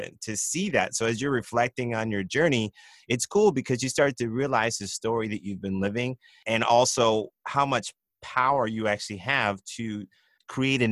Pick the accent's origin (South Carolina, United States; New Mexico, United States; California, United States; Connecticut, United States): California, United States; San Diego; I grew up in San Diego. I went to Monta Vista High School